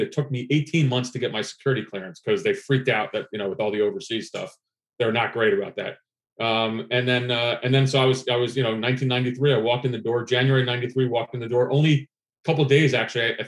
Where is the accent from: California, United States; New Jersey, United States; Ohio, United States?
New Jersey, United States; New Brunswick; also born or lived in Athens, Greece; I grew up in New Brunswick, New Jersey